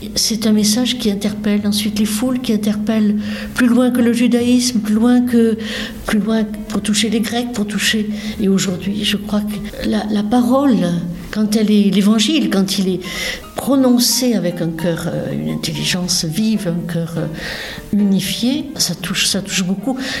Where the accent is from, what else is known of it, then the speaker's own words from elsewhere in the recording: south-west France, France; accent: un petit accent du sud-ouest; now in Versailles, France; je viens du sud-ouest, donc vous allez entendre un petit accent qui demeure